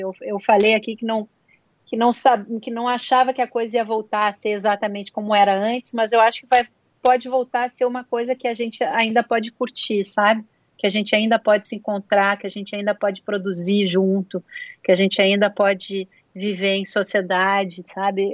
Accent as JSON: {"language": "Portuguese", "country": "Brazil", "moved": "yes", "said": "eu sou do Brasil"}